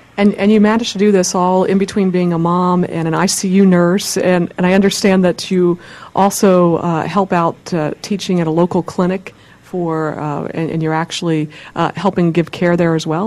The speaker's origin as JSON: {"language": "English", "region": "Pennsylvania", "country": "United States", "tie": "born or raised there", "said": "my home state"}